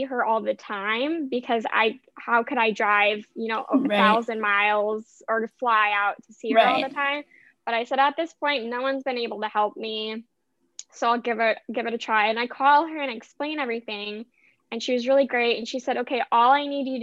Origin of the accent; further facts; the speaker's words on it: Vancouver, Washington, United States; moved away; where I grew up, where my dad still lives